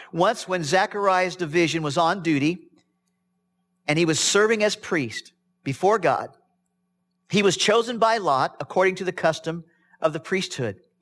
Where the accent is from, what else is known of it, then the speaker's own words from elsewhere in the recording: Midwest, United States; I was raised in the Midwest on a farm